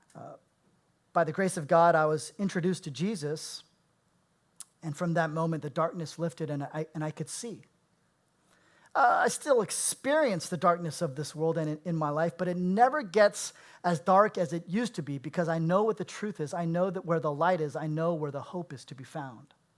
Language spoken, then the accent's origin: English; Bay Area, California, United States; I was born and raised in the Bay Area